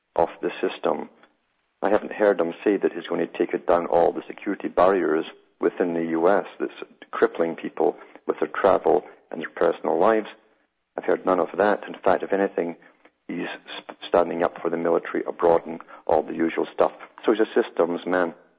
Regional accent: United Kingdom; moved away; growing up in Europe

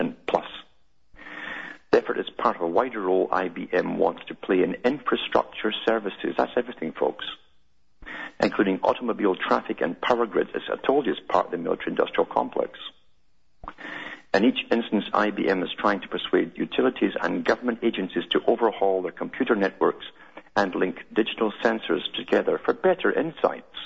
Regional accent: United Kingdom; moved away; I grew up in Britain

